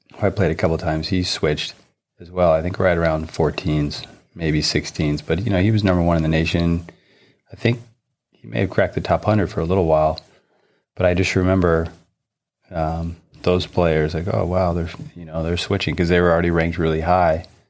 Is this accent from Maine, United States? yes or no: no; Southern California, United States; couple few players I grew up with in Southern California and playing against junior tennis